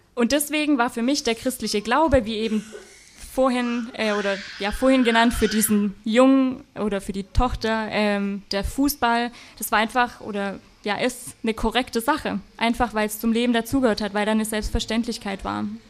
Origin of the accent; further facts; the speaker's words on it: Black Forest, Baden-Württemberg, Germany; ich komme aus dem Schwarzwald, da sagt man nicht Chemie